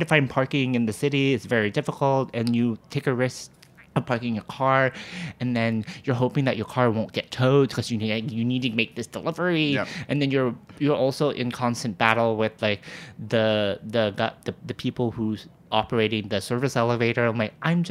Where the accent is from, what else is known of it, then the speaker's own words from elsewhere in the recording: Walnut, California, United States; moved away as an adult; now in New York City, United States; I grew up in the suburbs of Los Angeles, this small little suburb city called Walnut, California.